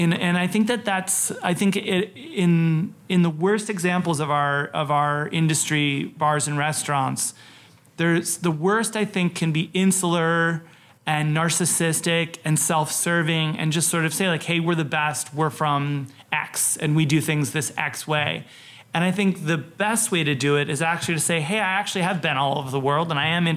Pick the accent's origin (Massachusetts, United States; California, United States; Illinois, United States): Illinois, United States; Oak Park; moved away as an adult; also born or lived in Wisconsin / New York / Portland; I grew up in Oak Park and River Forest